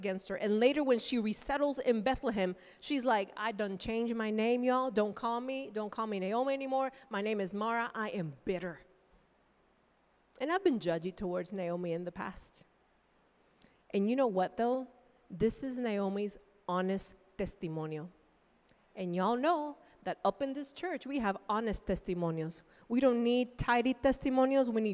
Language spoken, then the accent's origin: English; Nicaragua; moved away as an adult; now in United States; I grew up in Nicaragua